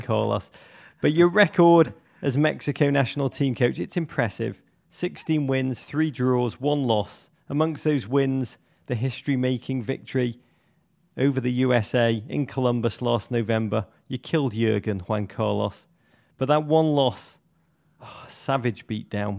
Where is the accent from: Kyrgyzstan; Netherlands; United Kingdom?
United Kingdom; England; I say that as an Englishman